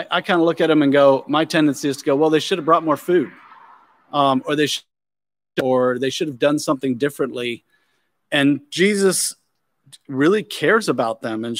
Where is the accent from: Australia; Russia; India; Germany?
Germany; I did when I was a kid. I grew up in Germany, and we would have these Volksmarches there.